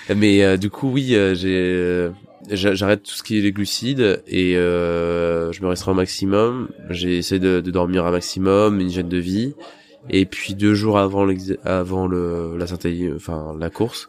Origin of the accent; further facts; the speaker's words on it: Île-de-France, France; moved away; quand j'étais dans le dans le 93